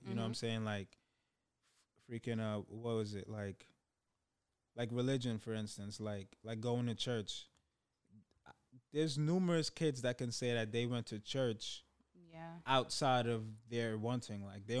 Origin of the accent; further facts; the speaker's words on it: Brooklyn, New York, United States; I was born here. I was born here in Brooklyn, New York. And my mom, being that she's my mom is Trinidadian. That's where I have my dual citizenship upbringing.